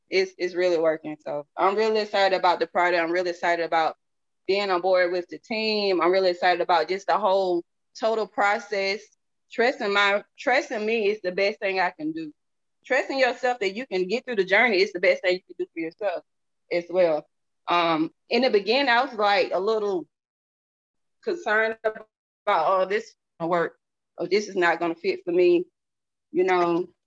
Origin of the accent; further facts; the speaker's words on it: the South, United States; Y'all. I'm from the South, so I'm, I'm country.